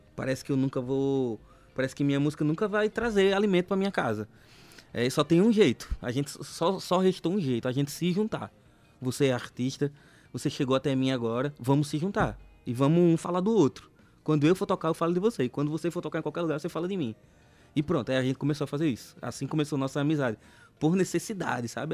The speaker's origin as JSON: {"language": "Portuguese", "region": "Northeast Region", "country": "Brazil"}